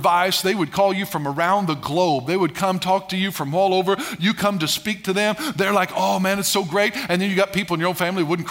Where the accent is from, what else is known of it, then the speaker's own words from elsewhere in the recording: Albion, Illinois, United States; Ellery, Albion, Illinois, that area. That's my hometown, it's my region